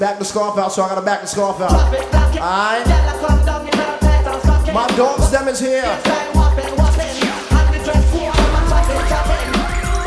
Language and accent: English; Jamaica; I'm really Jamaican